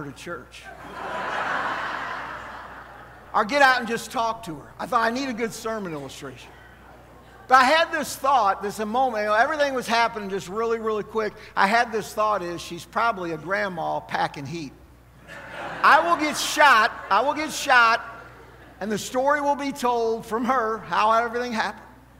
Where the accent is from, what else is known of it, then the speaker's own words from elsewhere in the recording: St. Louis, Missouri, United States; moved away; I grew up in St. Louis